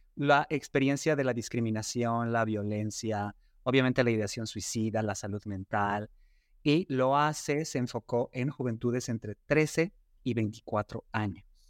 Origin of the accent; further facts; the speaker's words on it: Mexico; cómo está la población LGBTQ y más en nuestro país